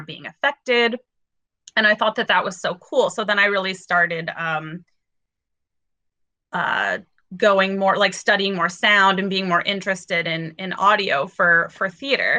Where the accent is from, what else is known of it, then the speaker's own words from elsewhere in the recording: Fresno, California, United States; they moved to California, which is where I was born and raised and went to high school and everything